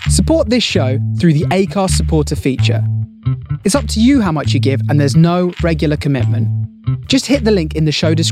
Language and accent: English; Scotland, United Kingdom; I, I love be, love being a Scot.